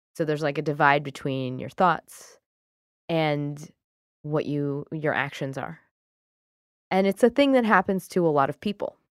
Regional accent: United Kingdom; I'm British

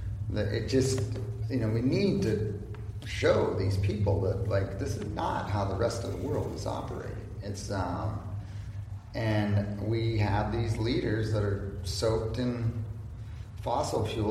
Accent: California 4th District, United States; born or raised there

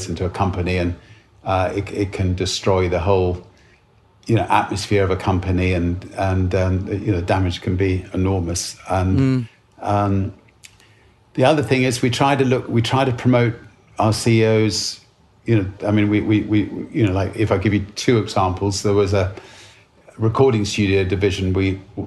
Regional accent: United Kingdom; Being British

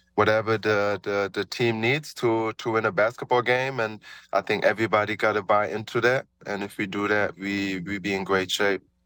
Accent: Germany; moved away; growing up in Germany, you know, um, little black dude, you know, uh, growing up there

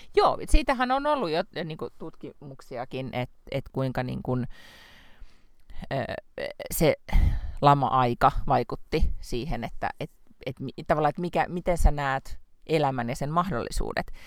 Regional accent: Lahti, Päijät-Häme, Finland; moved away; olen kuitenkin Lahesta kotoisin

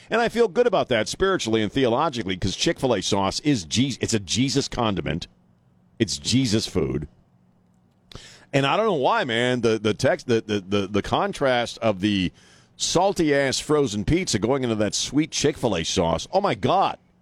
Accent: Annapolis, Maryland, United States; now in San Antonio, United States; I grew up in Annapolis, so I grew up around D.C., Philadelphia, and uh, Baltimore.

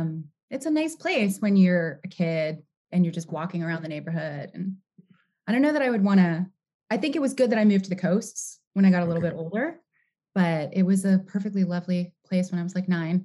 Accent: New York, United States; born there; also born or lived in Cincinnati / California; I was born in New York. I was born in the Bronx. And we moved around a little bit when I was a little kid. My dad got a job in Cincinnati.

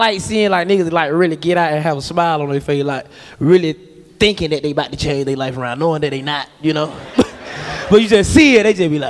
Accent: Atlanta, Georgia, United States; Hey, I'm from Atlanta.

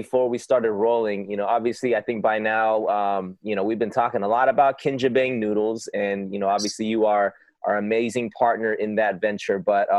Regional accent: Los Angeles, California, United States; That's my hometown, bro.

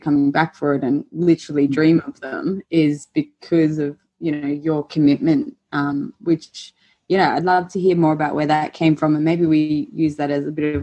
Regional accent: Queensland, Australia; moved away as an adult; now in Melbourne, Australia; I used to live in Queensland, and I remember coming to Melbourne for, you know, weekends or holidays or whatever. And even from a very young age and up until my 20s, it was like, it definitely felt as a Queenslander coming to Melbourne

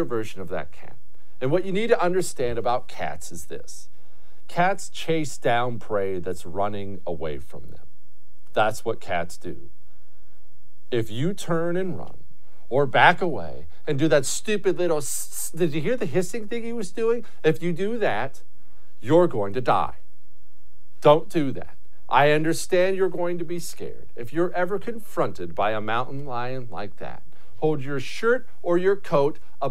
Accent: Montana, United States; I grew up in Montana.

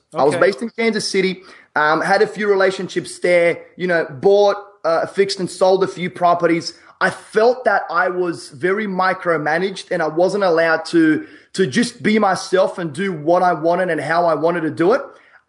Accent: Sydney, New South Wales, Australia; now in Ohio, United States; I'm from Sydney, Australia.

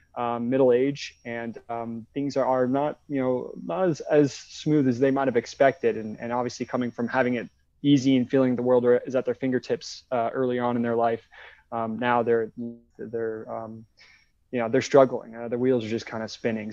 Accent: West Coast, United States; moved away as an adult; also born or lived in Wilmington, North Carolina; I, I grew up on the West Coast

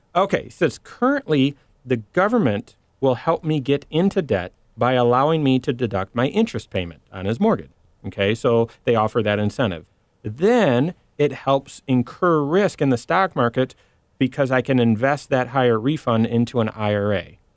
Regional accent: Michigan, United States; I'm from Michigan

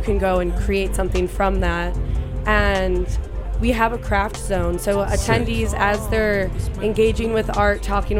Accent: Chicago, Illinois, United States; moved away as an adult; also born or lived in San Francisco Bay Area, United States; I am originally from Chicago, and okay. I'm actually back in Chicago now via the Bay

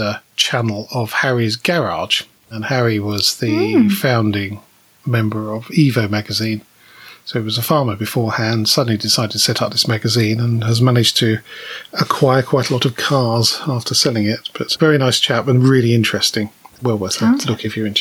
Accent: United Kingdom; we are British

